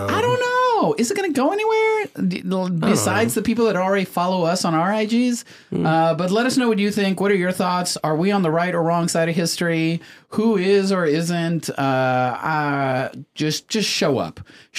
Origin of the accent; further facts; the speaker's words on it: Laredo, Texas, United States; I grew up in Laredo, which is 98% Mexican, and 2% everything else.